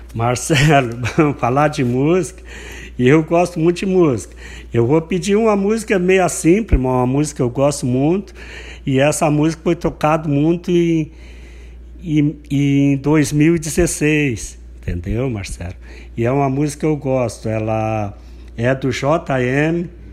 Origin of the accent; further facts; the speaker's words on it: Santo Antônio da Patrulha, Rio Grande do Sul, Brazil; Eu nasci no Passo das Moças, divisa, divisa com a Costa Miraguai